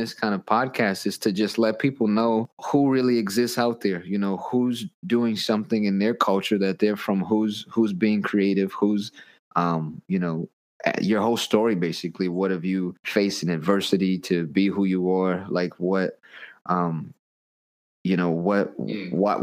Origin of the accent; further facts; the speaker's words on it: United States; also born or lived in Malaysia; being an American who got to live and be a part of the culture in Malaysia